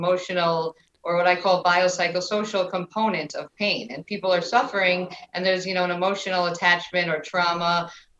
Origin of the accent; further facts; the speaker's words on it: New York, United States; moved away as an adult; now in Florida, United States; I am originally from New York